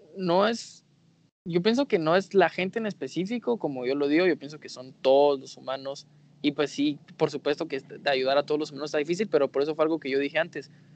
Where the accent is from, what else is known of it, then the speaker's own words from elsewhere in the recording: Guatemala; Guatemala es un país chiquito